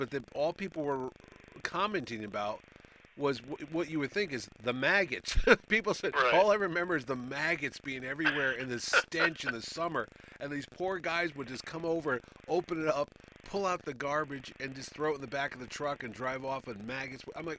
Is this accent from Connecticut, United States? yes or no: yes; New Haven, Connecticut, United States; There's a page on Facebook called Growing Up in New Haven, and I like watching it because they mention old bars that are long gone and bookstores that I used to go to.